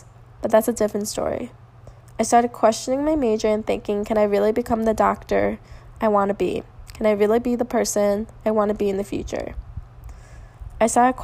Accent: Lake Forest, Illinois, United States; I live almost 5 to 10 minutes away from this location, so I was extremely excited knowing I was going to be in my hometown

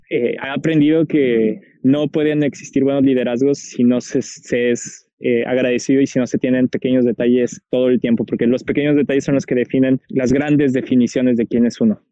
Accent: Guadalajara, Jalisco, Mexico; moved away; soy de Guadalajara

